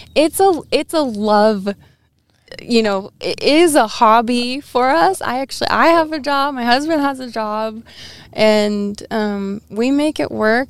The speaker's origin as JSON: {"language": "English", "town": "Edmonds", "region": "Washington", "country": "United States", "tie": "born or raised there", "said": "I actually grew up in the city"}